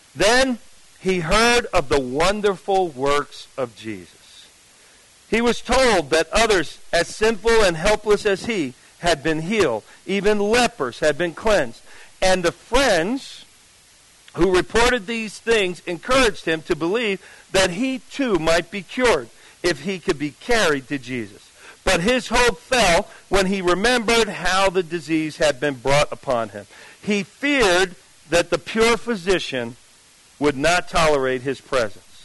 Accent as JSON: {"language": "English", "region": "New Jersey", "country": "United States", "said": "I'm from Jersey"}